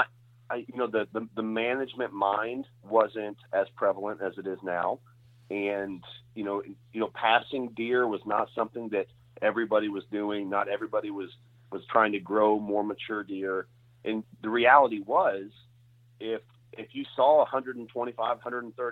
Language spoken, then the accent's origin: English; Southwest Missouri, United States; I grew up in Southwest Missouri